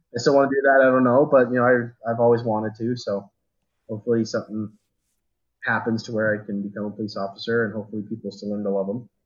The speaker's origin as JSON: {"language": "English", "town": "Riverton", "region": "Utah", "country": "United States", "tie": "born or raised there", "moved": "as an adult", "lives_now": "Tremonton, United States", "said": "we moved away from my hometown of Riverton, which is if, if you guys don't know where that's out, it's kind of down by Sandy and Draper area in Salt Lake City."}